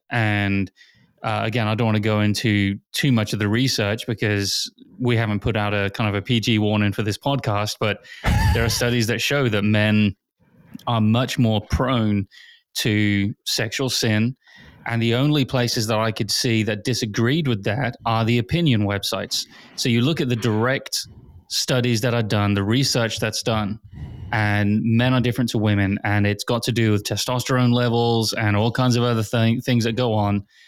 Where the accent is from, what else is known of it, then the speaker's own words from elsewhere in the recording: England, United Kingdom; moved away; Growing up in England